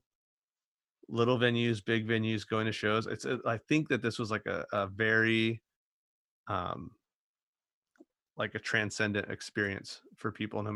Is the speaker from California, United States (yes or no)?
yes; inland Southern California, United States; we had the whole scene in Southern California, but Aaron and I were both just like inland